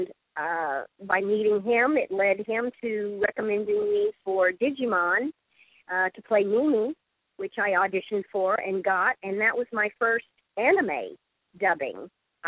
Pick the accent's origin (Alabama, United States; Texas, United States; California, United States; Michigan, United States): Texas, United States; Dallas; moved away; I'm basically from Dallas originally